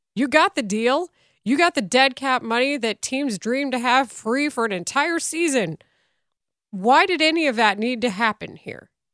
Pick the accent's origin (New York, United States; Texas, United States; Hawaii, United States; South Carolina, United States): Texas, United States; moved away; my hometown at the time probably had a third of the residents it does now